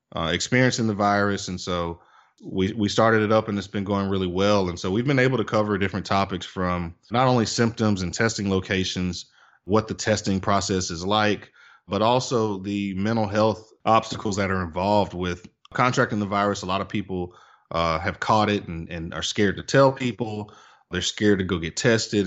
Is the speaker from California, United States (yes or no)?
no; Tuscaloosa, Alabama, United States; now in Birmingham, United States; live in Birmingham, Alabama. I'm originally from Tuscaloosa, uh, but consider myself a, Birminghamian.